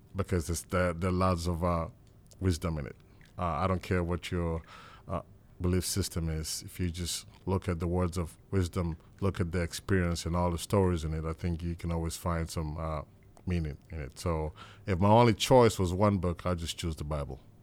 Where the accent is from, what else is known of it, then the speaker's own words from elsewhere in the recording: Nigeria; as a little boy growing up in Nigeria